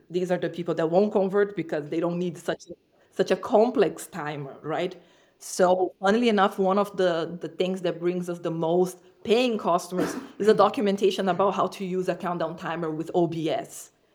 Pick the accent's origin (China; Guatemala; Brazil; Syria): Brazil; moved away; I'm from Brazil, so my businesses were in Brazil in the past